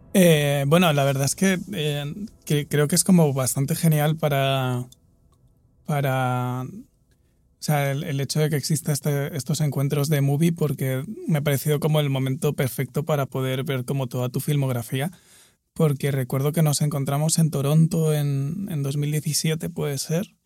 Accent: Murcia, Region of Murcia, Spain; yo crecí en, en Murcia, que es una ciudad mediana en el sudeste de España

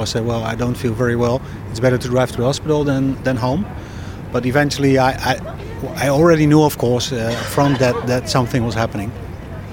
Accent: Netherlands; English is a second language; I come from the Netherlands

